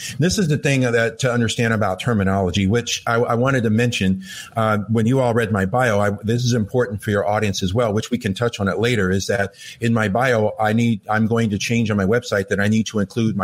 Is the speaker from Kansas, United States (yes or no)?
no; Los Angeles, California, United States; first language English; I grew up in Los Angeles